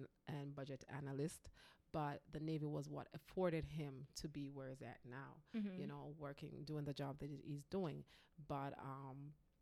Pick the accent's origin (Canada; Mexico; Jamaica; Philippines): Jamaica; moved away as an adult; So we grew up together back in Jamaica